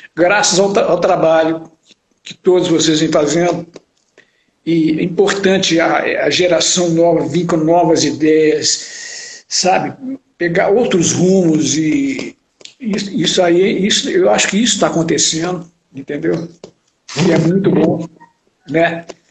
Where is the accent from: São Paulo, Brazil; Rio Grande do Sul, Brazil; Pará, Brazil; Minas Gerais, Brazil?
Minas Gerais, Brazil; Belo Horizonte; minha infância e adolescência em Belo Horizonte